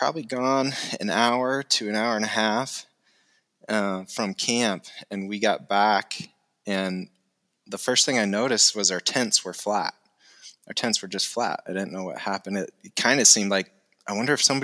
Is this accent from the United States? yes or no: yes; Iowa, United States; moved away as an adult; also born or lived in Montana; now in Fairbanks, United States; I grew up in Iowa, grew up with three other siblings, stayed local there all through college